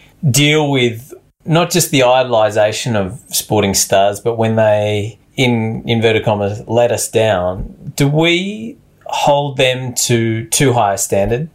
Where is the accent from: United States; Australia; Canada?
Australia